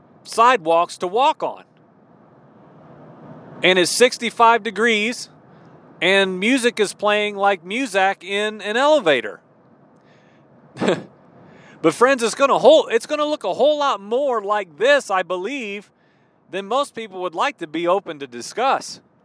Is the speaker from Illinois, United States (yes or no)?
yes; Illinois, United States; also born or lived in Maryland / East Texas / Baton Rouge, Louisiana; I was born in Maryland. My dad was in the military. I don't remember anything there. I was a mere baby. I grew up most of my life in central Illinois.